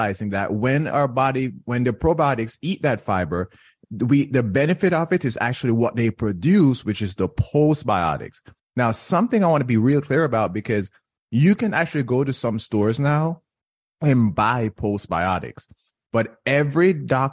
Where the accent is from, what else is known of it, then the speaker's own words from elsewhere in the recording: Jamaica; moved away; when I was growing up in Jamaica, I grew up in Jamaica